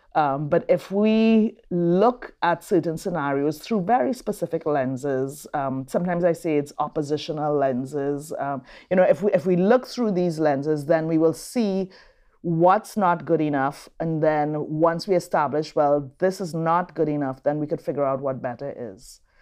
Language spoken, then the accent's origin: English; Trinidad & Tobago; moved away as an adult; also born or lived in Brazil / New Orleans, United States; now in Raleigh, United States; I'm from Trinidad and Tobago.